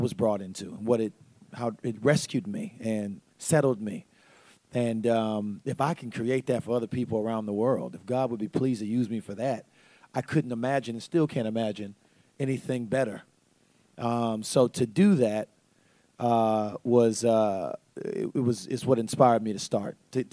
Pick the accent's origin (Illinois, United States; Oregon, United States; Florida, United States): Florida, United States; Tampa; I'm from Tampa, Florida